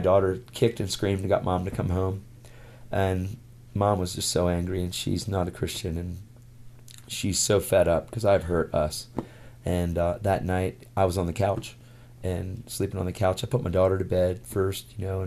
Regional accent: York, Pennsylvania, United States; 586 churches in my hometown in York, Pennsylvania, where we lived

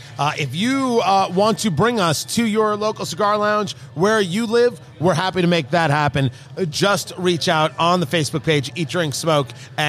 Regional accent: New Jersey, United States; I grew up in Jersey, yeah.

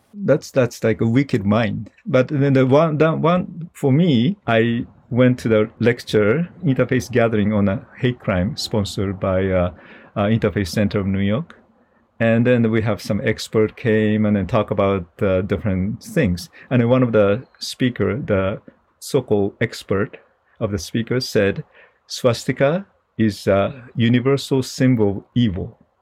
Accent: Japan; moved away; I'm originally from Japan

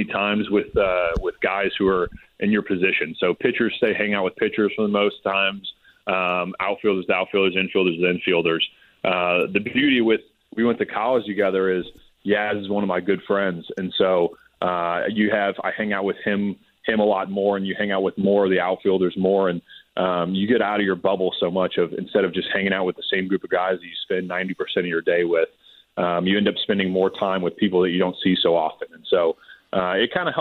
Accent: Austin, Texas, United States; now in Nashville, United States; I am from Austin, Texas. I grew up more and listened to some Texas country

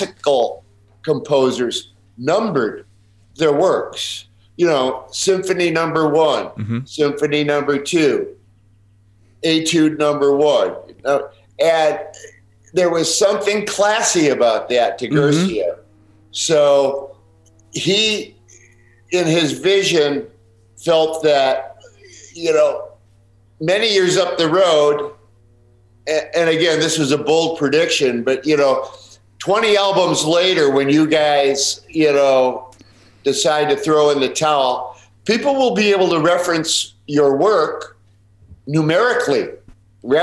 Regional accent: Chicago, Illinois, United States; now in Calabasas, United States; we're Chicago guys.

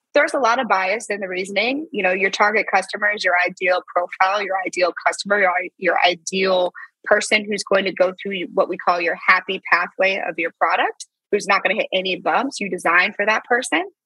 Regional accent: St. Louis, Missouri, United States; moved away; also born or lived in Silicon Valley; I'm from St. Louis

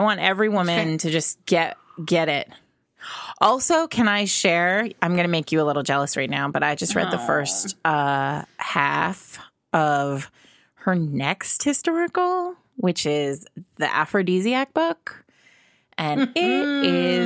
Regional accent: New York City, New York, United States; Brooklyn, my hometown

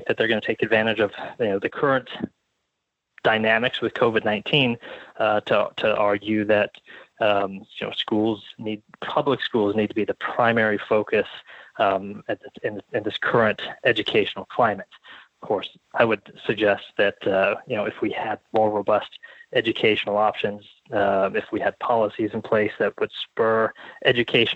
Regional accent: Arizona, United States; my home state of Arizona

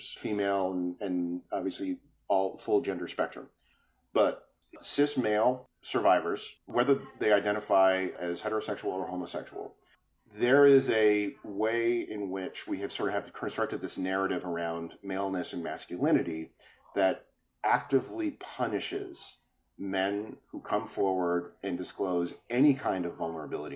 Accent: New Jersey, United States; the little neighborhood enclave that I was raised in New Jersey

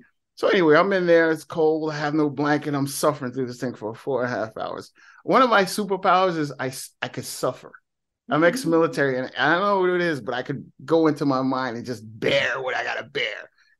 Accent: New Jersey, United States; I'm from Jersey, so hey, because of this.

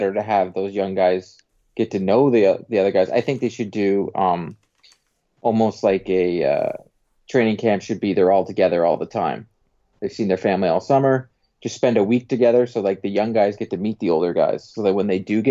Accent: Durham Region, Ontario, Canada; also born or lived in United States; I'm from Durham.

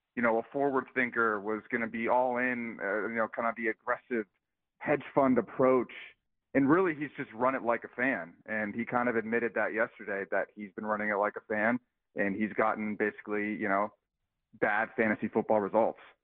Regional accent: Pittsburgh, Pennsylvania, United States; moved away; also born or lived in New England; I'm from Pittsburgh originally yeah. and then kind of moved to New England

